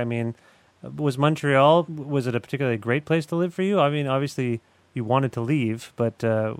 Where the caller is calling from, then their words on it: Guelph, Ontario, Canada; I'm calling you from Guelph, Ontario, where I live.